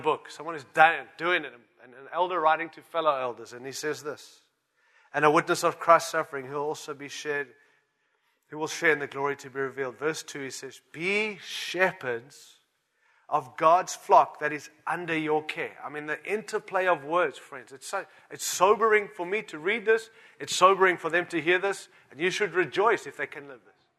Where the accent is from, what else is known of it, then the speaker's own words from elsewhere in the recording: Australia; I'm an Aussie too.